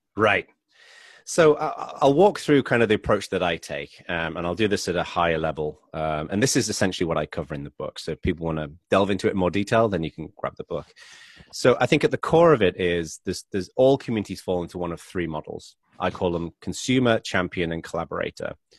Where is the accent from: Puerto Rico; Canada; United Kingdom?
United Kingdom; England; accent: English; moved away as an adult; now in United States; I'm originally from England, but I've been living in America for about twelve years